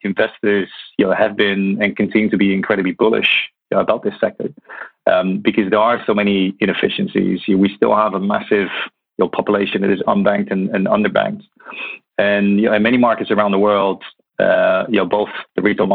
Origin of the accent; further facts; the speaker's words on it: Netherlands; moved away as an adult; also born or lived in Hong Kong / Middle East; now in London, United Kingdom; So I was born in Holland